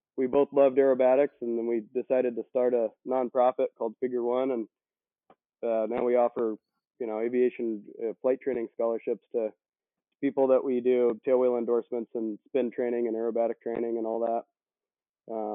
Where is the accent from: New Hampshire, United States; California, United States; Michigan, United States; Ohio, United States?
California, United States; Santa Cruz; also born or lived in Watsonville, California; now in Southern California, United States; I grew up in Northern California